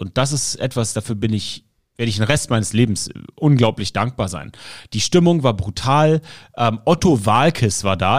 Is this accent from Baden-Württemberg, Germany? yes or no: no; Berlin, Germany; als Berliner